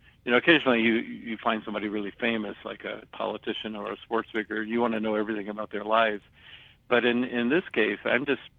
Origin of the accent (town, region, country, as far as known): the South, United States; born or raised there